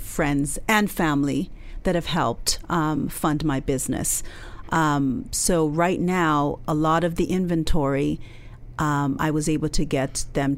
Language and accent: English; Canada; although I was born in Canada, my background is Nigerian